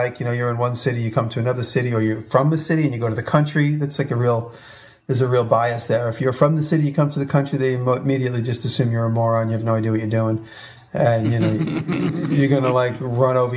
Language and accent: English; New York, United States; moved away as an adult; me being a New Yorker